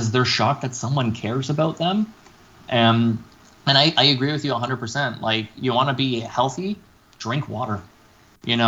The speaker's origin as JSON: {"language": "English", "country": "Canada", "said": "We're Canadian."}